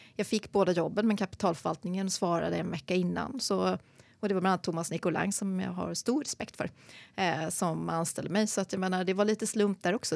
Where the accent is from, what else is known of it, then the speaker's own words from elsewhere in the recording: Sandviken, Gävleborg County, Sweden; moved away; also born or lived in Gothenburg / London / Uppsala; Född i Göteborg, flyttade till Sandviken, lilla bruksorten, när jag var sju och växte upp där